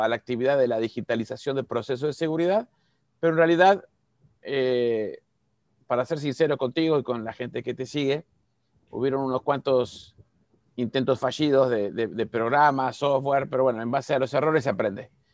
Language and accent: Spanish; Uruguay; moved away as an adult; now in Cancún, Mexico; soy uruguayo, parezco argentino, pero soy uruguayo